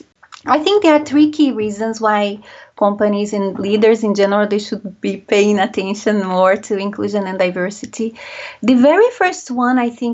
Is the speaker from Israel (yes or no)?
no; Brazil; also born or lived in France; now in United Kingdom; I was born and raised in Brazil